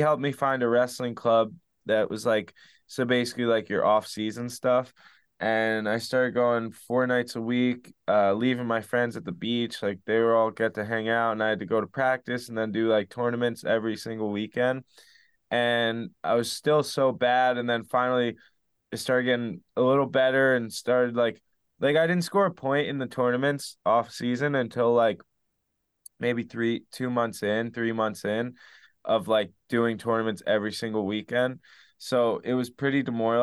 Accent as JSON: {"language": "English", "town": "Spring Lake", "region": "New Jersey", "country": "United States", "tie": "born or raised there", "said": "so I grew up in Spring Lake, New Jersey"}